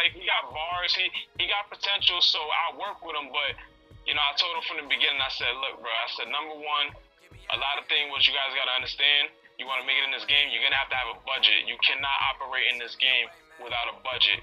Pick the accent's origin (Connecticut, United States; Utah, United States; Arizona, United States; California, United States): Connecticut, United States; New London; also born or lived in New Haven, Connecticut; So I'm from Connecticut. I was born in New Haven. Okay. Um, raised in raised in New London